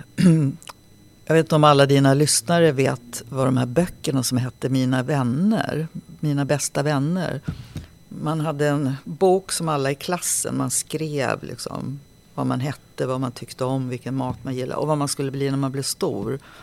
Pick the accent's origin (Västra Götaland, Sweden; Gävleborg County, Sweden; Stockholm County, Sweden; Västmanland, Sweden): Stockholm County, Sweden; Nacka; also born or lived in Sollefteå / Vingåker / Halmstad; Jag växte upp i Nacka